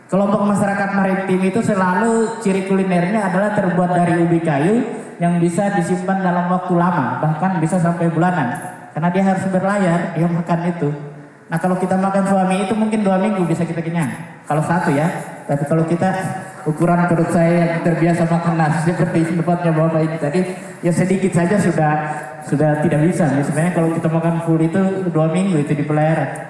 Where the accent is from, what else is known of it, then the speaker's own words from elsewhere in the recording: Southeast Sulawesi, Indonesia; Kalau kita orang Buton laki-laki di depan namanya La, Wa, adalah Ode